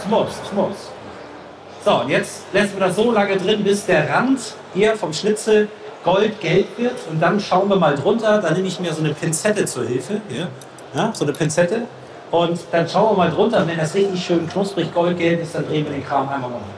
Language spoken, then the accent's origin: German; Northern Germany, Germany; ich bin ja Norddeutscher